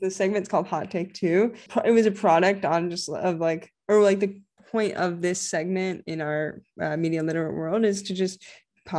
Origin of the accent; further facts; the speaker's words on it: Little Rock, Arkansas, United States; where I grew up in Little Rock, Arkansas